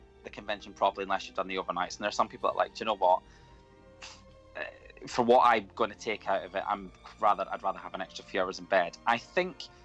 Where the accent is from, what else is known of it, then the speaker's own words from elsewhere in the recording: United Kingdom; We're British.